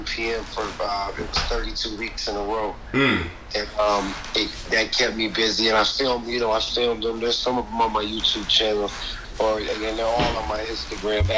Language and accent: English; Minneapolis, Minnesota, United States; also born or lived in Illinois / Brooklyn Park, Minnesota; now in St. Paul, United States; I'm from Minneapolis. I was born in Illinois, but I moved here real young, from Brooklyn Park.